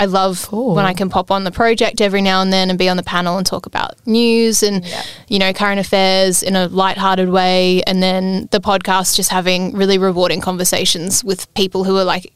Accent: Ballarat, Victoria, Australia; growing up in Ballarat, I listened a lot to Power FM, which is like the local commercial station

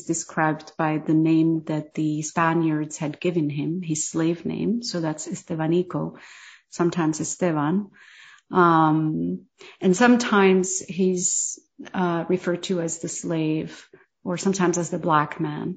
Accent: Morocco; as a Moroccan

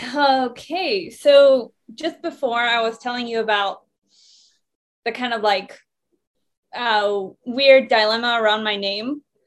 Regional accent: Iran; now in Sydney, Australia; when I was born in Iran

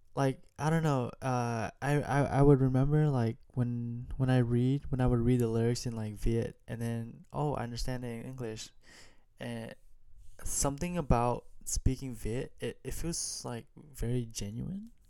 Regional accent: United States; I grew up in America not knowing how to speak Vietnamese much

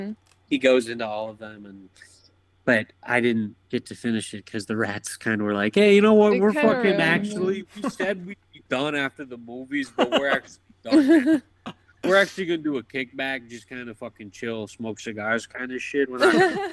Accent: Midwest, United States; moved away as an adult; now in New York, United States; I'm like from the Midwest.

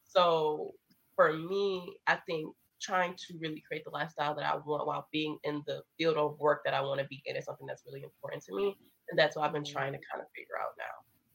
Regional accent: Indiana, United States; also born or lived in Michigan; growing up in Indiana, which I wasn't born in Indiana, I was born in Michigan

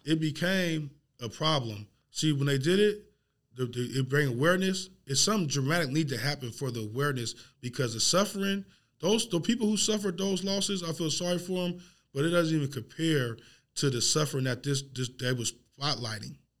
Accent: Portland, Oregon, United States; I grew up in Northeast Portland.

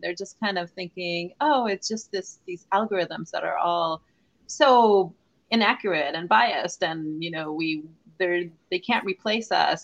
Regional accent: Israel; moved away as an adult; now in California, United States; I am Israeli. I was born in Israel

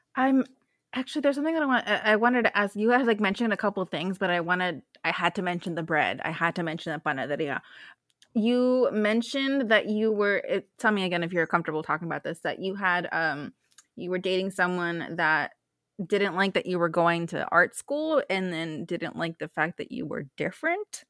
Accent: Bay Area, California, United States; I'm from the Bay Area

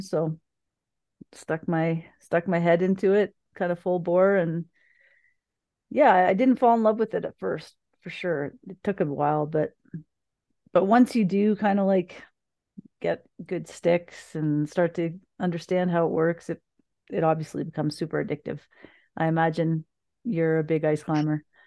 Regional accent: Niagara, Ontario, Canada; also born or lived in Thunder Bay, Ontario; I grew up in, uh, south of Niagara, well, in Niagara

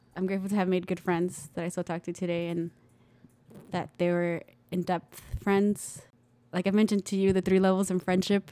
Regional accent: Pecos, Texas, United States; also born or lived in El Paso, Texas; we moved to Pecos

